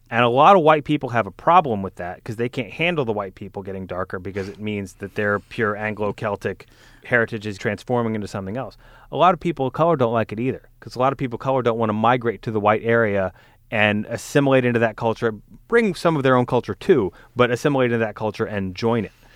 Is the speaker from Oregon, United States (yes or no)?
no; Alabama, United States; I'm from Alabama